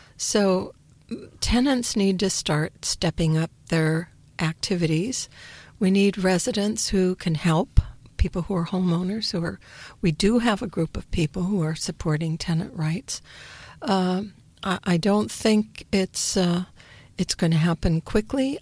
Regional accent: Montana, United States; moved away as an adult; now in Palo Alto, United States; I'm from Montana

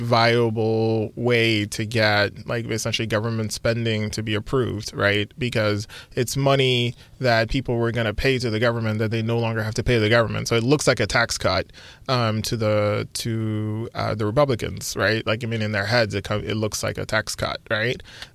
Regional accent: Texas, United States; I'm from Texas

